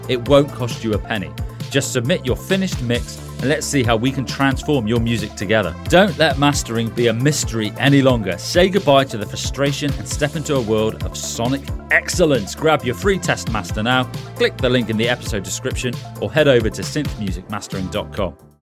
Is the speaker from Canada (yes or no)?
no; United Kingdom; accent: British; my British accent